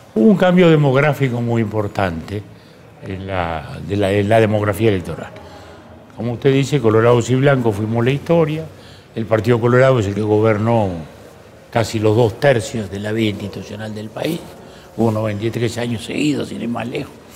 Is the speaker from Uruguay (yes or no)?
yes; Uruguay